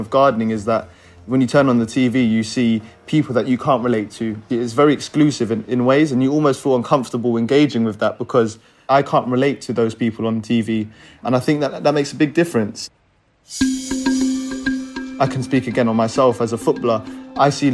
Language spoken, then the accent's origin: English; London, United Kingdom; I'm 23 and I'm from North Kensington